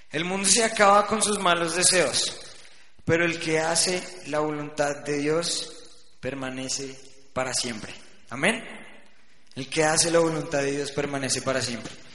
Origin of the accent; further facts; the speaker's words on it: Bucaramanga, Santander, Colombia; also born or lived in Bogotá; Nos fuimos a Bucaramanga